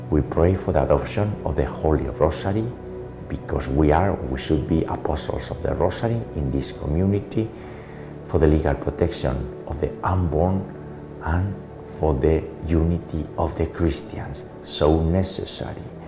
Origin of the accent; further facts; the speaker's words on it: Navarre, Spain; the Kingdom of Navarre, my hometown